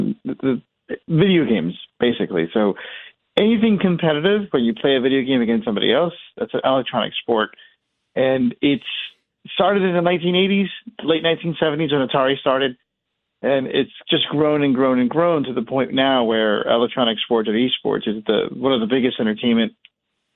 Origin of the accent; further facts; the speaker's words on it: Atlantic City, New Jersey, United States; I grew up near Atlantic City, or outside of Atlantic City